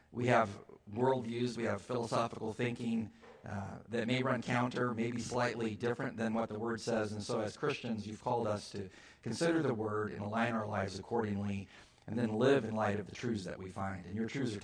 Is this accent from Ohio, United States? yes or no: no; California, United States; I was from California.